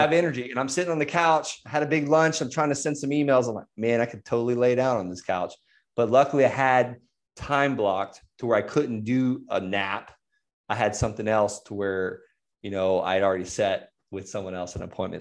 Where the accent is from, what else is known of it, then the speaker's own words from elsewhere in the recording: Florida, United States; I'm from Florida